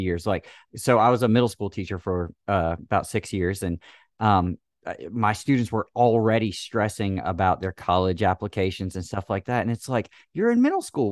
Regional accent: Oconee County, South Carolina, United States; moved away; I was from Oconee County in South Carolina

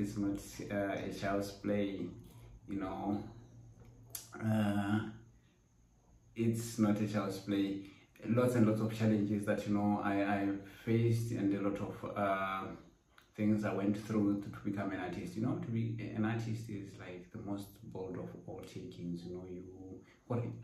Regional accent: Botswana; I am a Botswana painter, born and bred in Botswana

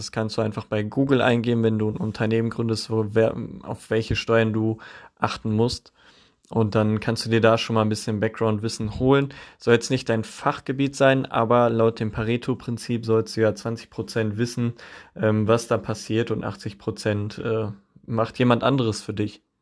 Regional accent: Witten, North Rhine-Westphalia, Germany; Und zum einen hatten die auch einen Standort hier bei mir, bei meinem Heimatort in Witten.

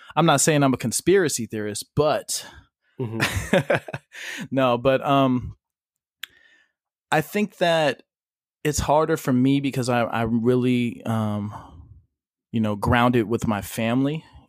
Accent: Modesto, California, United States; So I'm just going to start saying I'm from Modesto, California.

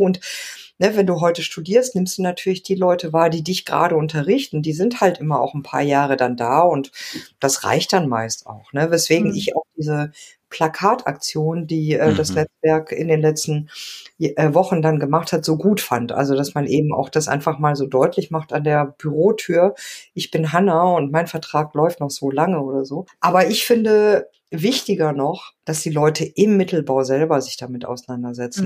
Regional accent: Mülheim an der Ruhr, North Rhine-Westphalia, Germany; also born or lived in Argentina; now in Munich, Germany; in Mülheim an der Ruhr, wo ich aufgewachsen bin

